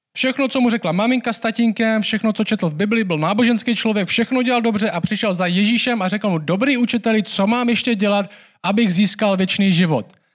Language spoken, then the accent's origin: Czech; Czechia; my jako Češi